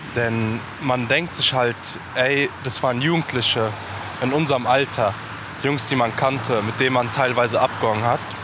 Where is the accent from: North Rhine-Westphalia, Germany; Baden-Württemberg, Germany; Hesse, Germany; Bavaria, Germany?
Hesse, Germany; Hanau; ich bin aus Hanau